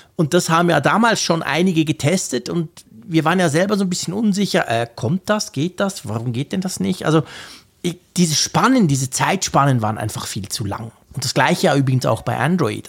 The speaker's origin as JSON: {"language": "German", "country": "Switzerland", "said": "Bei uns in der Schweiz"}